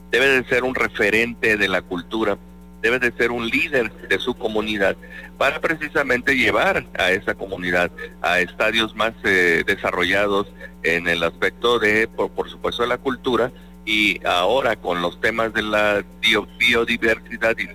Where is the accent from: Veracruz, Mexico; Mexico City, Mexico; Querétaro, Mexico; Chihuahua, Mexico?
Veracruz, Mexico; en mi pueblo lo más alto que tenemos es el médano del perro